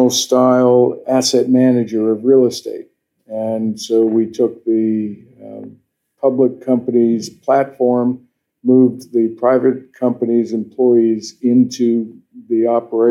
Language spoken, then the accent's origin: English; Vienna, Virginia, United States; also born or lived in Wisconsin; I grew up with my mom in Vienna and started working construction in high school